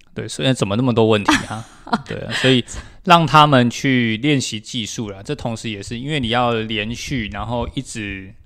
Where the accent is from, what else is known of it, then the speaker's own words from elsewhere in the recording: Taiwan; 我们台湾人